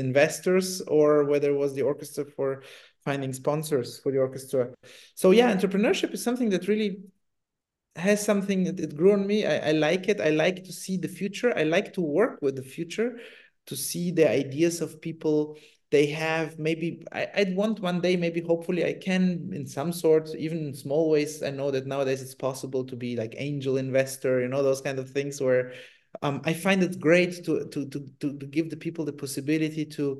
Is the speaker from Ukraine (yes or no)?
no; Italy; moved away; also born or lived in Germany; I grew up in Italy